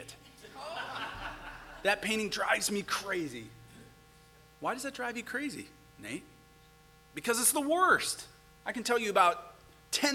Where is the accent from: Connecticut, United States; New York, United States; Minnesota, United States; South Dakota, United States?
Minnesota, United States; St. Paul; my personal favorite street in my hometown of St. Paul